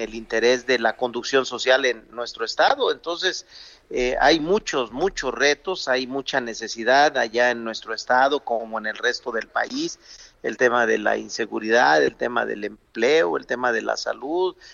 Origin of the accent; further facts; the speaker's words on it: Zacatecas, Mexico; en mi tierra, la de Zacatecas